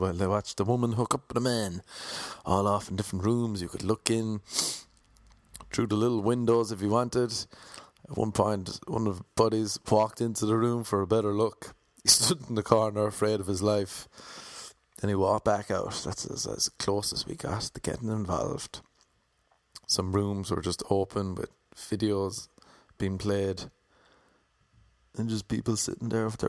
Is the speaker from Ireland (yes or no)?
yes; Cork, Munster, Ireland; now in Los Angeles, United States; where in Ireland are you from? And I said, Cork